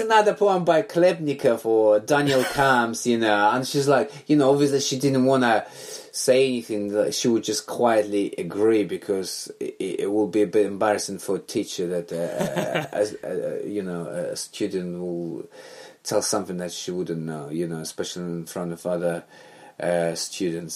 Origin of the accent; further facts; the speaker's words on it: Belarus; moved away as an adult; now in London, United Kingdom; growing up in Belarus, back then USSR